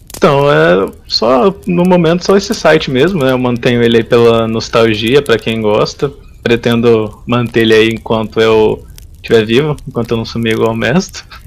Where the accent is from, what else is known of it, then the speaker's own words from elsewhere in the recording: São Joaquim da Barra, São Paulo, Brazil; Sou do interior de São Paulo, sou de uma cidadezinha chamada São Joaquim da Barra